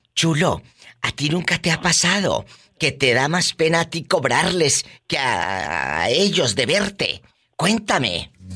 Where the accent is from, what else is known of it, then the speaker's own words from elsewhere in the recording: Matamoros, Tamaulipas, Mexico; en mi tierra, en Matamoros, Tamaulipas